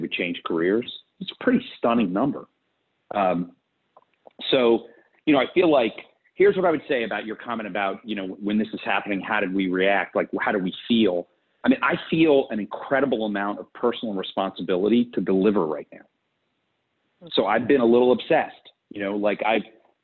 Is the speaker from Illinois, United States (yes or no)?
no; South Florida, United States; also born or lived in Fort Lauderdale; I grew up in South Florida